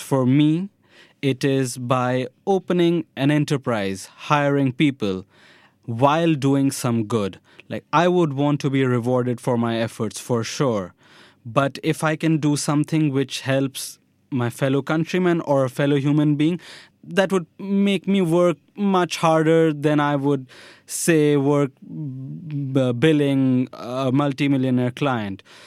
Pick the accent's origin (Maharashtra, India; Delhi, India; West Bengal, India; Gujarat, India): Delhi, India; moved away as an adult; also born or lived in Mumbai / Vellore, Tamil Nadu; now in Tel Aviv, Israel; I was born in Mumbai, brought up in Delhi.